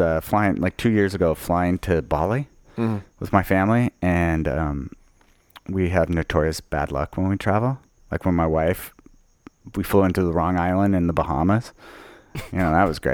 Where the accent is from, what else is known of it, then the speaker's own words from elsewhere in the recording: Utah, United States; I was raised in Utah